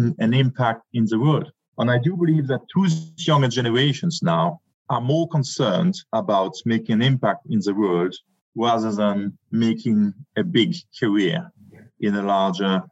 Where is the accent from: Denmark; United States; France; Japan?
France; moved away; also born or lived in Germany / United Kingdom; I'm French, German by blood, a British heart